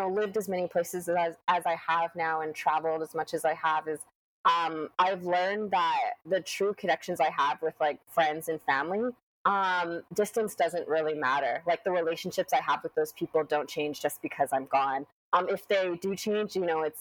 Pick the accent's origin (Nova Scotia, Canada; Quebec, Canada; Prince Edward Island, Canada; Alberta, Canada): Alberta, Canada; Lethbridge; moved away as an adult; also born or lived in West Coast; now in London, Canada; I grew up in Lethbridge, Alberta. So that was where I, you know, spent the first 18 years of my life